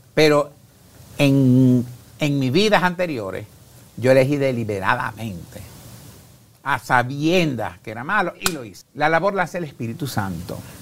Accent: Carora, Lara, Venezuela; yo aquí estoy en Guatemala, que vengo de Venezuela

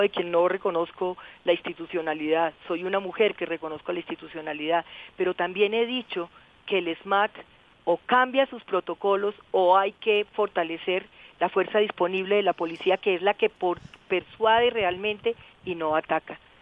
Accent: Colombia

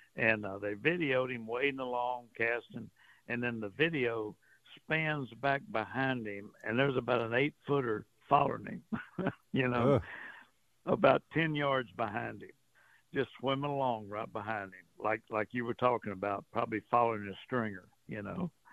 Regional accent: Port Arthur, Texas, United States; I grew up with them around Port Arthur

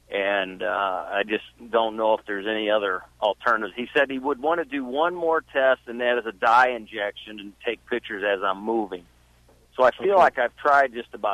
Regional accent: St. Louis, Missouri, United States; I'm from St. Louis, Missouri

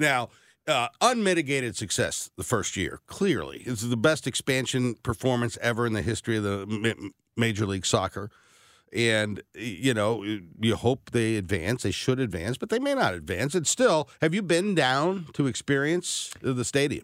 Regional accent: North St. Louis County, Missouri, United States; I grew up in North County, North Saint Louis County

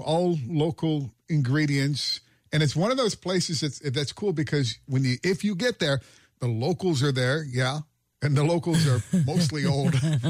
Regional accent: Parrsboro, Nova Scotia, Canada; now in Halifax, Canada; people know I'm from Parsboro, which is not really that close to Wild Caraway, but it's the closest town to where this is.

